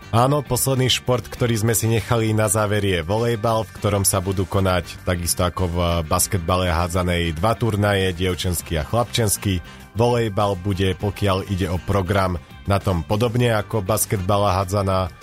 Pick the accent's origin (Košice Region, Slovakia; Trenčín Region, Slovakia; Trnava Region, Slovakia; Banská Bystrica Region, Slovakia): Banská Bystrica Region, Slovakia; Banská Bystrica; to bude doma v Banskej Bystrici